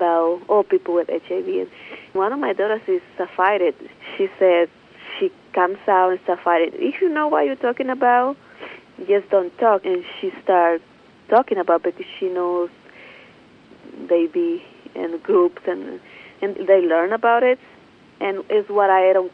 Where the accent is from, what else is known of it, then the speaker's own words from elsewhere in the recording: Mexico; now in Oakland, United States; I'm from Mexico.